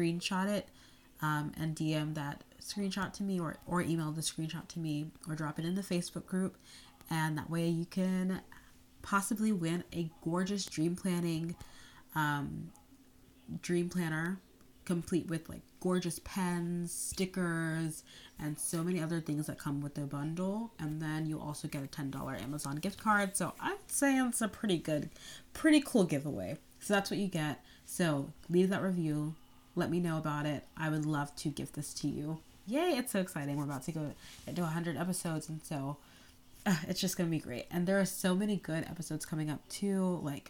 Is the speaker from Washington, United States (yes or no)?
no; North Carolina, United States; I grew up in North Carolina, but I'm the daughter of Nigerian immigrants